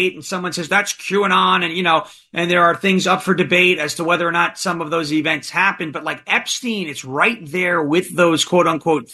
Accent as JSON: {"language": "English", "region": "New York", "country": "United States", "tie": "born or raised there", "said": "I grew up back in New York listening to sports a lot, like Boomer and Carton and WFAN"}